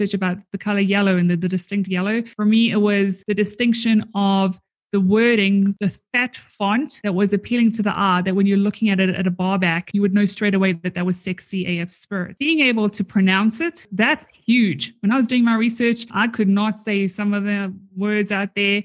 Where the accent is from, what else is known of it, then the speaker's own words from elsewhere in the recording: South Africa; now in Canada; I am originally from South Africa